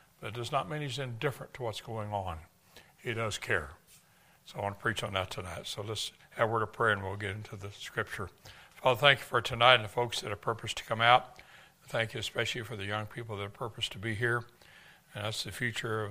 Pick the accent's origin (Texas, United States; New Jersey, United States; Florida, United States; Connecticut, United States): Texas, United States; I'm from Texas